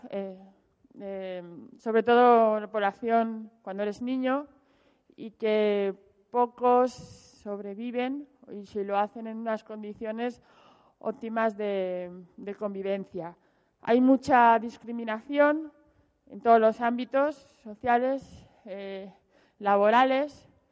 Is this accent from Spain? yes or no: yes; Zaragoza, Aragon, Spain; moved away; yo soy de Zaragoza pero llevo 16 años fuera de Zaragoza